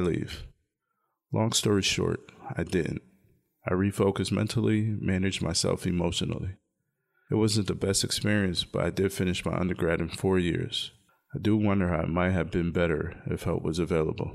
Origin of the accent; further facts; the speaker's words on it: Connecticut, United States; I grew up in Connecticut